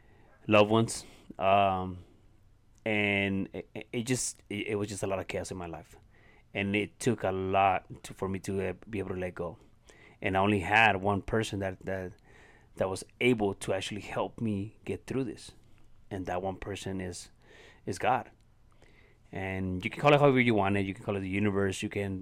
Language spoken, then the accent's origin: English; Ciudad Juarez, Chihuahua, Mexico; English is a second language; where I grew up here in Ciudad Juarez, Mexico. And I grew up in an environment that taught me how to become a violent person